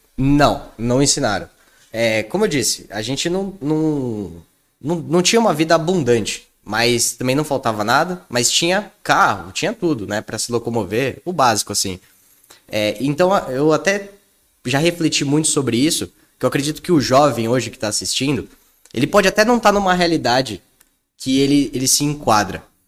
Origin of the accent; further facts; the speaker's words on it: São Paulo, Brazil; eu sou aqui de São Paulo, então, pô, aqui na Faria Lima